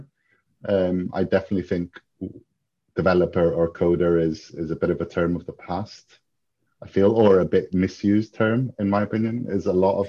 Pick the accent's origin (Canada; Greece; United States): Greece; moved away; I grew up in Greece, but I have a Greek dad and an English mum from County Durham, so I am half British, half Greek.